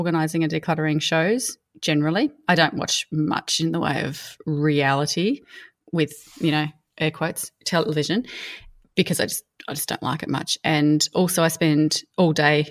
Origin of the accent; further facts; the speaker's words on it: Mildura, Victoria, Australia; as a teenager growing up in Mildura